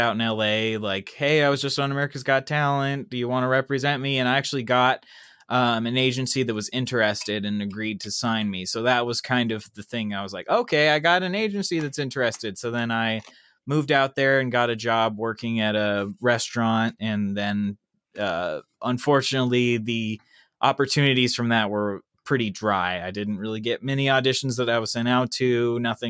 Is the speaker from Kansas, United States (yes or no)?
yes; Kansas City, Kansas, United States; moved away as an adult; now in Los Angeles, United States; I'm from Kansas originally